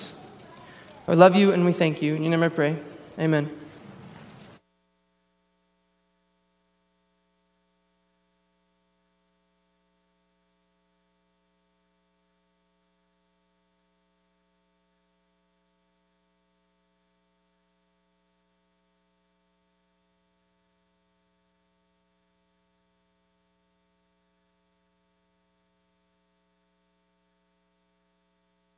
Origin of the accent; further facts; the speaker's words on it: Texas, United States; as a Texan